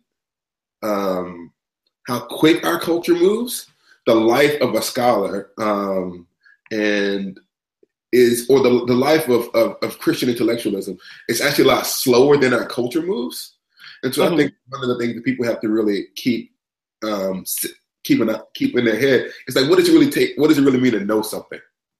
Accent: Huntsville, Alabama, United States; now in Rochester, United States; I'm from Huntsville, Alabama. I was raised in the Black Baptist Church in the South.

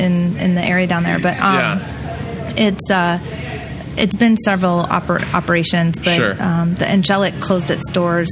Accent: Palos Verdes, California, United States; moved away as an adult; also born or lived in Madison, Wisconsin; now in Stoughton, United States; I am from Palos Verdes, California.

